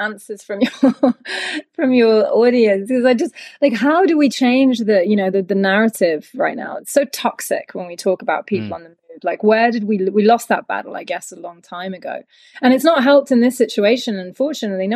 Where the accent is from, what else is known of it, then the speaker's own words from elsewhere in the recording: United Kingdom; as a British citizen, you know, coming from a country